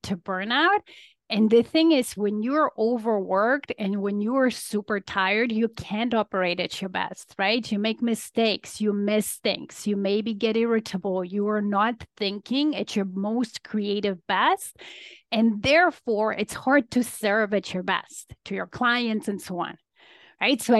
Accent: Poland; now in Toronto, Canada; I'm an immigrant to Canada. So I came from Poland

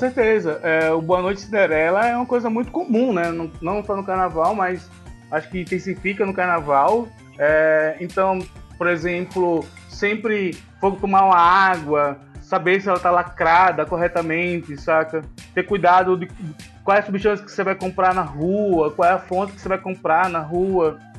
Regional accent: Northeast Region, Brazil; now in São Paulo, Brazil; Eu sou nordestino

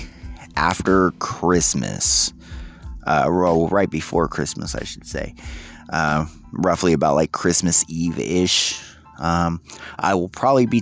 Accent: United States; we as the American people

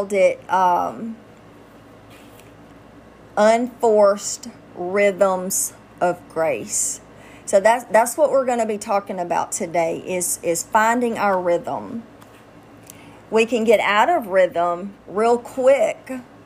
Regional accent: Louisiana, United States; I'm from Louisiana

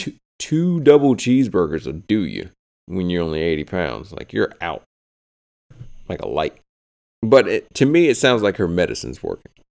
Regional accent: the South, United States; We're from the South

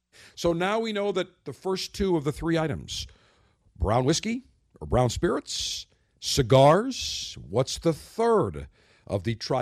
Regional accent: Buffalo, New York, United States; my hometown of Buffalo, New York.

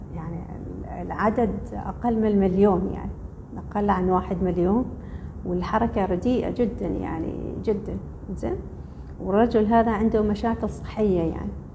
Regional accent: Oman; احنا كلنا عمانيين

